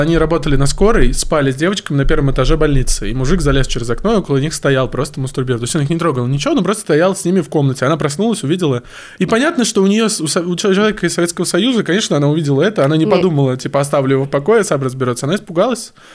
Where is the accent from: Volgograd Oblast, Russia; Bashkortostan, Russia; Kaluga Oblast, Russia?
Volgograd Oblast, Russia; Volzhsky; Я из Волгоградской области. Город Волжский — это рядом с Волгоградом